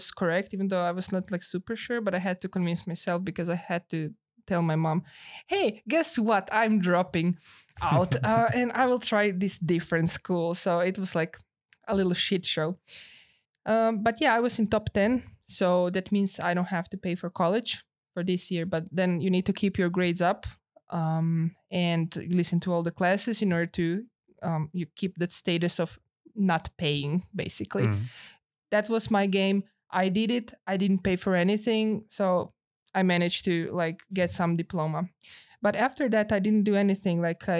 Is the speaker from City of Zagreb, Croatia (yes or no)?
yes; Zagreb, City of Zagreb, Croatia; English is a second language; So I got some stipend from City of Zagreb, which is my hometown.